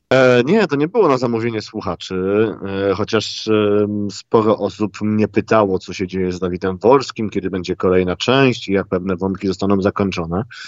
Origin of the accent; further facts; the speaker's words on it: Gliwice, Silesian Voivodeship, Poland; moved away as an adult; Ja się urodziłem w Gliwicach